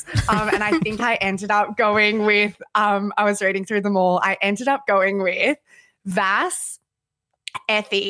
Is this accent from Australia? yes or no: yes; New South Wales, Australia; now in Perth, Australia; I'm a Labor Party person and I'm from New South Wales